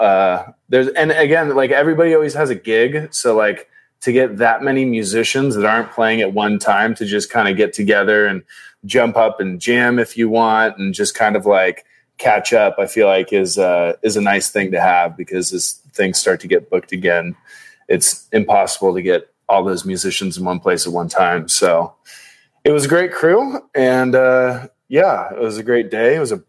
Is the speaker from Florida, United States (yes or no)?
no; Laguna Beach, California, United States; Just growing up in Laguna, it has so many memories for me